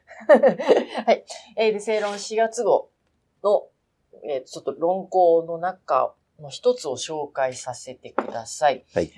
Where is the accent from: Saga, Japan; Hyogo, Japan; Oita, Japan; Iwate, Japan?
Oita, Japan; 私の地元の大分に